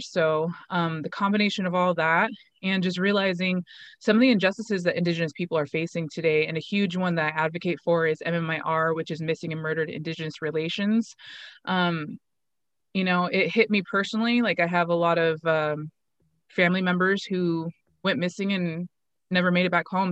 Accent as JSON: {"language": "English", "town": "Pendleton", "region": "Oregon", "country": "United States", "tie": "born or raised there", "said": "had started a gym locally in my hometown of Pendleton"}